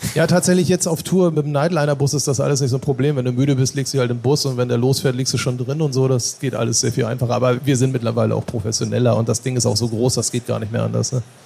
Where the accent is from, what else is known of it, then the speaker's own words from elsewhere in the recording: Norderstedt, Schleswig-Holstein, Germany; ich komme aus Norderstedt im Norden von Hamburg